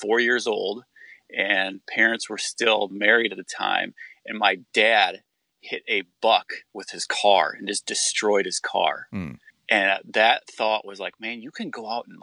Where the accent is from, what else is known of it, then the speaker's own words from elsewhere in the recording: Northern Iowa, United States; also born or lived in California; I'm from Northern Iowa. I was born in California, okay, but I don't remember any of that because we moved to Iowa when I was very young. But then we moved to Northern Iowa and I grew up in the country.